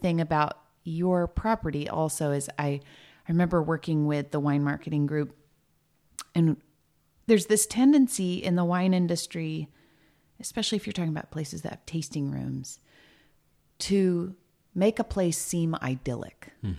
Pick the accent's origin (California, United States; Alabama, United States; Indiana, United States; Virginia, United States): California, United States; Ventura; born there; I was born in Ventura.